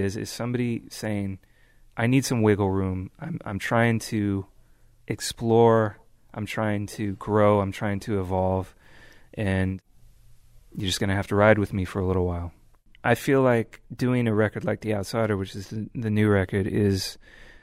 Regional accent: Bay Area, California, United States; growing up in the Bay Area

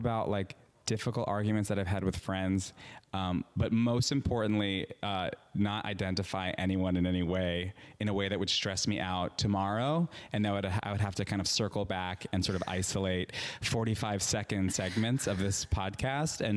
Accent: Long Island, New York, United States; moved away as an adult; also born or lived in Manhattan, New York; now in Los Angeles, United States; I'm from Long Island. I was living in Manhattan for 5 years before I moved to LA.

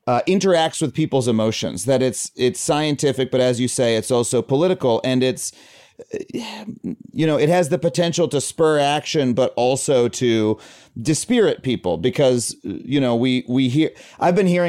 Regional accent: United States; as an American

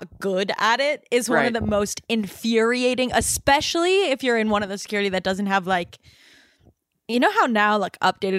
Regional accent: Cleveland, Ohio, United States; I'm from Cleveland, Ohio.

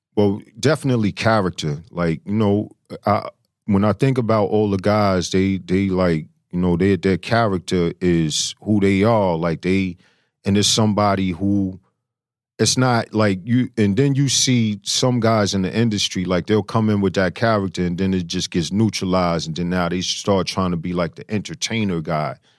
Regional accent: New York City, New York, United States; I'm from Flush and Queens

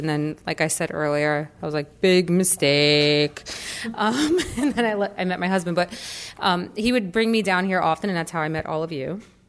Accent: New York City, New York, United States; moved away as an adult; now in Florida, United States; growing up in Brooklyn and taking the train into Manhattan every day

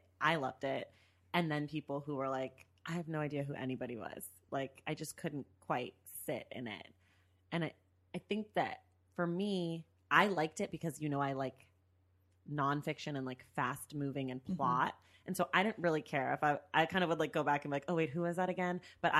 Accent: Oakland, California, United States; I'm from Oakland

